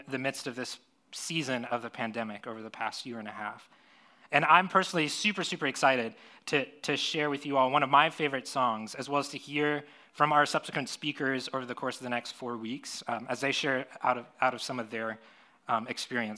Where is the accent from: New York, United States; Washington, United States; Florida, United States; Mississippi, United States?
Florida, United States; now in San Diego, United States; I grew up in Florida